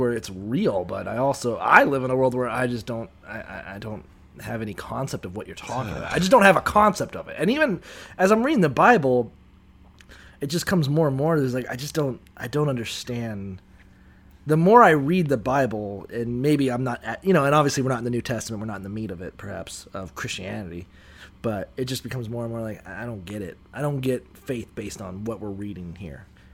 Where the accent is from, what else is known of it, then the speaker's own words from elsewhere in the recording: Niceville, Florida, United States; growing up in Niceville and thereabouts